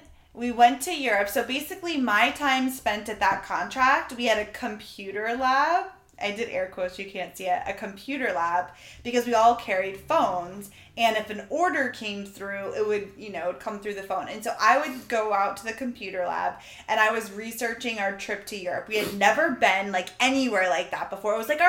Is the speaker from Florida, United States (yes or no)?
yes; Florida, United States; But can we remind you, we're from Florida. Like, yeah. This was all new to us. I had never driven in snow in my entire life.